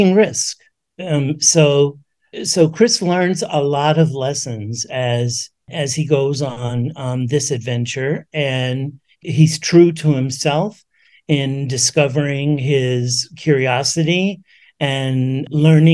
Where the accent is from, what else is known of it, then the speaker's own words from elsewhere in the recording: New York City, New York, United States; I grew up in the Bronx in New York City